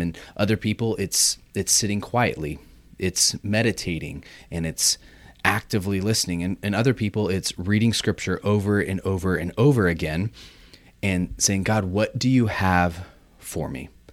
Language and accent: English; Orange County, California, United States; moved away as an adult; also born or lived in Michigan; I grew up in Orange County